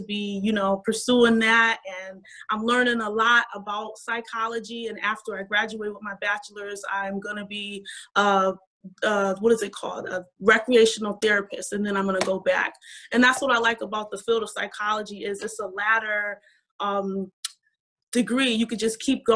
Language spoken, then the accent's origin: English; Waterbury, Connecticut, United States; I grew up in Waterbury, Connecticut.